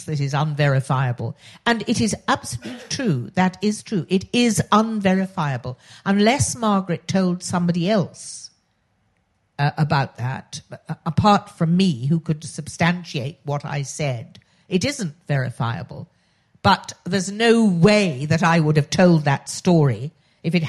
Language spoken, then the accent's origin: English; Oxford, South East England, United Kingdom; accent: posh; when I was growing up I was born in Oxford, which is why I have this very irritatingly posh voice